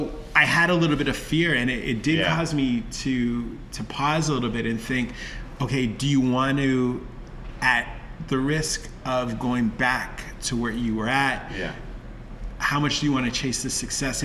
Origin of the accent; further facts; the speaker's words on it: Toronto, Ontario, Canada; I was from Toronto